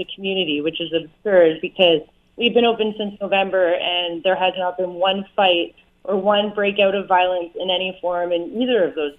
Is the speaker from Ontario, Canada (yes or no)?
yes; Hamilton, Ontario, Canada; moved away as an adult; also born or lived in Burlington, Ontario / Vancouver, British Columbia; I moved back home. I was born in Burlington, moved home to Hamilton